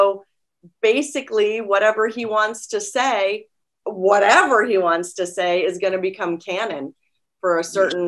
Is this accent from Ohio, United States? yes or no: no; Cape Cod, Massachusetts, United States; also born or lived in North Carolina / Washington, D.C.; Well, I was born in North Carolina, but I only lived there till I was three. So I really grew up in the suburbs of Washington, D.C. and Cape Cod, Massachusetts.